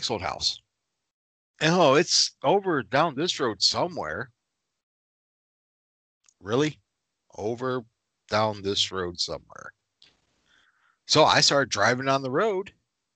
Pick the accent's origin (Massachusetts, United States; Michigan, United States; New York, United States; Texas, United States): Michigan, United States; I'm from Michigan